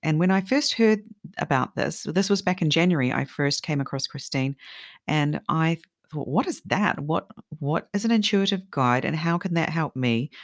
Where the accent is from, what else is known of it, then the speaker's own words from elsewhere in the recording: New Zealand; also born or lived in Sweden; now in Japan; I'm from New Zealand, we love carrot cake there as well